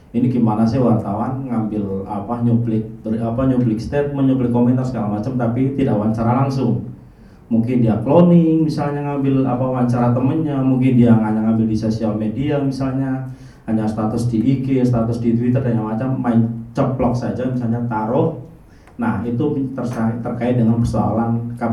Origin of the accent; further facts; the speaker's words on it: Bogor, West Java, Indonesia; saya … sebagai orang Bogor saya juga ingin ikut bicara gitu